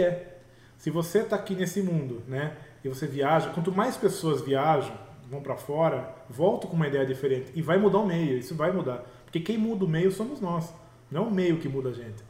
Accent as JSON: {"language": "Portuguese", "country": "Brazil", "also_born_or_lived": "Peru", "moved": "yes", "said": "somos nós brasileiros"}